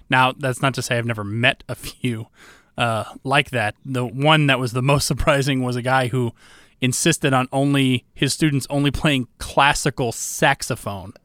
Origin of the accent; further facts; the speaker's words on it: Georgia, United States; also born or lived in Iowa; I'm Iowa born, but Georgia bred